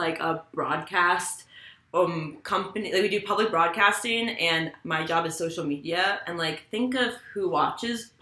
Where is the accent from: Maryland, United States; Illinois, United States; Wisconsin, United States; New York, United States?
New York, United States; New York City; I'm from New York City, grew up on the Upper East Side